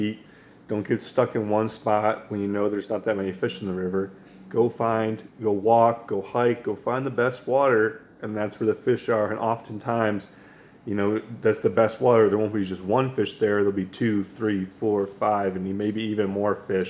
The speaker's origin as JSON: {"language": "English", "region": "Western New York", "country": "United States", "tie": "born or raised there", "also_born_or_lived": "Pennsylvania / Colorado / Montana", "moved": "yes", "said": "growing up in Western New York"}